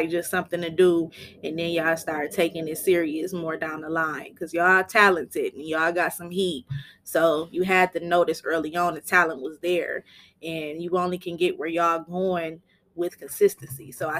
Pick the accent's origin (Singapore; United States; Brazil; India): United States; Flint, Michigan; I'm from Flint, Michigan. I grew up on the north side as well.